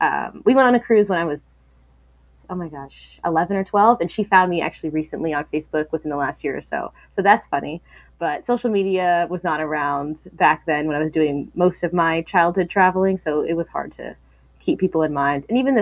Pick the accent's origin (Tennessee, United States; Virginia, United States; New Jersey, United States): Virginia, United States; also born or lived in San Diego, California / Kansas City, Missouri / Japan; So I was born in San Diego, California. Lived there for 2 years, moved to Kansas City, Missouri, lived there for 2 years, moved to Virginia for 1 year, Japan for 3 years, Virginia for the 10 years.